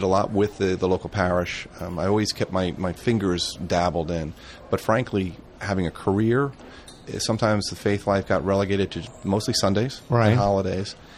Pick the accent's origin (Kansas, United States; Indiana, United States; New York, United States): New York, United States; now in Delaware, United States; I'm from New York originally.